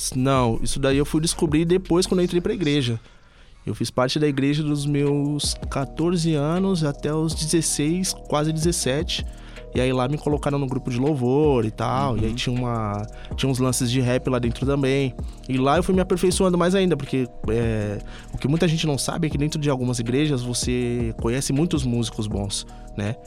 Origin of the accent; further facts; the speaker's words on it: Ipiranga, São Paulo, Brazil; also born or lived in Campanário; eu fui criado no Ipiranga, mas de, é, até os meus 12 anos. Depois eu fui pro Campanário.